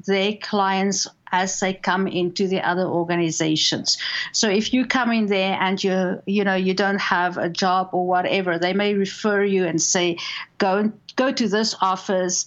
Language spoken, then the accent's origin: English; South Africa; accent: South African; moved away as an adult; also born or lived in Saskatchewan, Canada; now in Calgary, Canada; I grew up in South Africa.